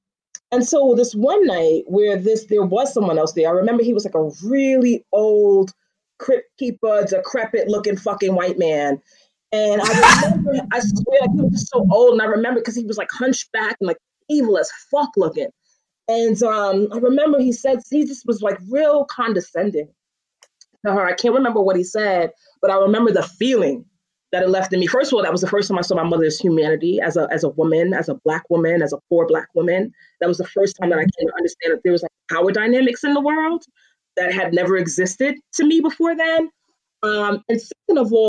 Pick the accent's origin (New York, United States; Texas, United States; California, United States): New York, United States; New York City; I'm born and bred in Bed-Stuy